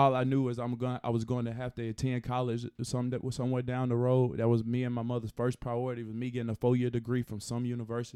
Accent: Chelsea, Alabama, United States; I'm from Alabama. I'm from this state

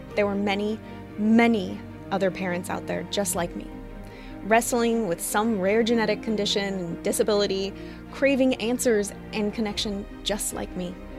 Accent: Missoula, Montana, United States; now in Seattle, United States; I'm originally from Missoula, Montana

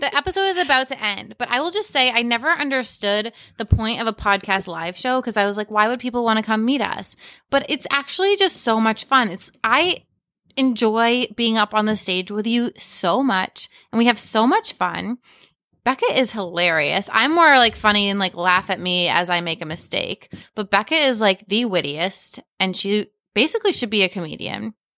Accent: Cape Cod, Massachusetts, United States; I'm from Cape Cod

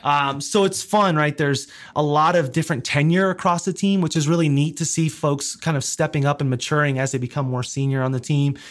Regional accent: South Florida, United States; moved away as an adult; also born or lived in New York City / Georgia; I grew up in South Florida, so spent the majority of my adolescence there

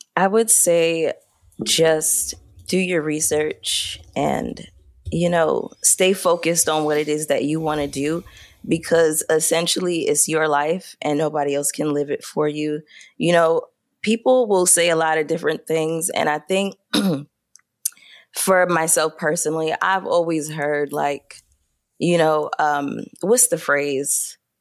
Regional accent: Brooklyn, New York, United States; I am from Brooklyn, New York, born and raised

